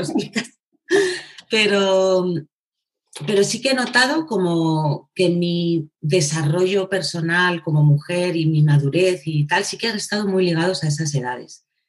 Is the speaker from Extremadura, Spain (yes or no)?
no; Segovia, Castile and León, Spain; soy, una mm, chica de Segovia, ¿vale? Nací en Segovia, mm. eh, castellana.